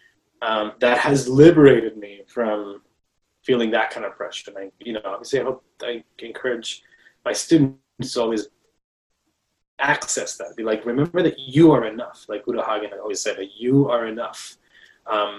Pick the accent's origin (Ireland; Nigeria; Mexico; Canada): Mexico; moved away; I was born and raised in Mexico